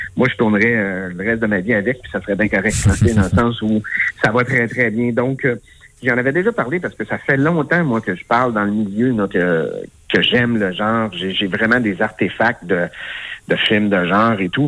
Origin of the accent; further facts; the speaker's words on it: Quebec, Canada; je suis québécoise